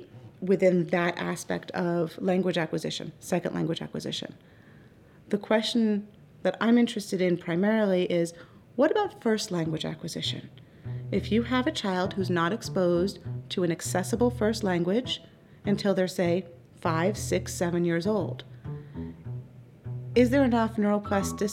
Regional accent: New York, United States; accent: New York; I speak with a New York accent, because I'm from New York

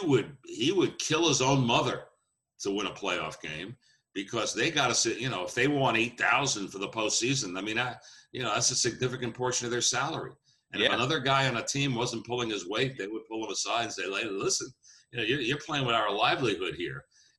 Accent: New York, United States; I was from New York.

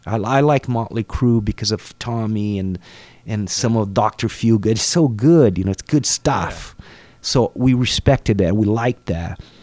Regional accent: Cambará, Paraná, Brazil; English is a second language; moved away; I grew up in Cambará, which is in the south of Brazil, in the state called Paraná. Small town.

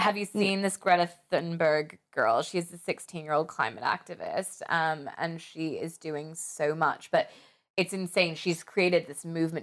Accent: United States; moved away as an adult; also born or lived in Paris, France; when I was growing up in America and going to the mall every weekend

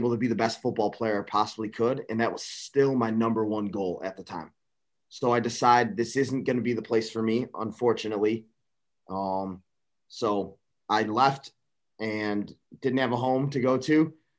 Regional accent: Buffalo Grove, Illinois, United States; I grew up in Buffalo Grove, Illinois, which is a suburb of Chicago. If you want to call it that, it's about 35 minutes northwest of Chicago.

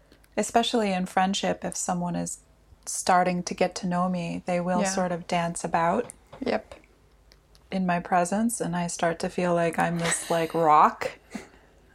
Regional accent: United States; now in Helsinki, Finland; I am an American living here in Helsinki

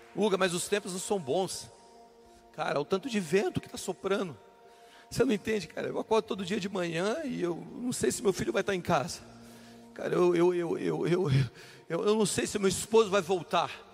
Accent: Brasília, Federal District, Brazil; Eu sou de Brasília

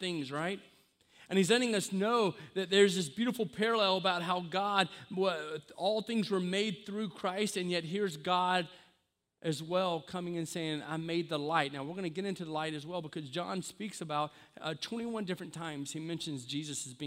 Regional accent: the South, United States; I'm from the South

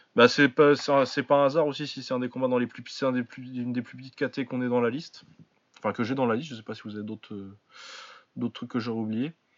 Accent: France; on est français

